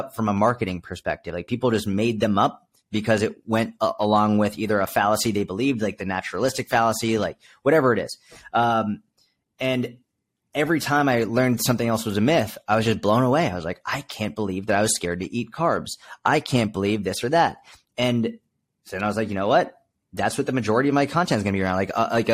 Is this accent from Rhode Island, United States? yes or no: no; outside Boston, Massachusetts, United States; I was brought up outside Boston, Massachusetts, East Coast